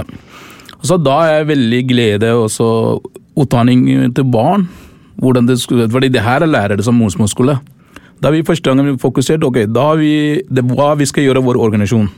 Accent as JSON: {"language": "Norwegian", "country": "Sri Lanka", "second_language": "Norwegian", "moved": "yes", "lives_now": "Oslo, Norway", "said": "Jeg kommer fra Sri Lanka, faktisk. Jeg er tamil"}